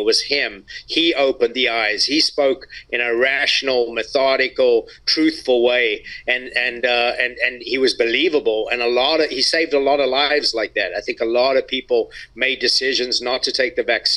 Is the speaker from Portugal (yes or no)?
no; South Africa; me growing up in South Africa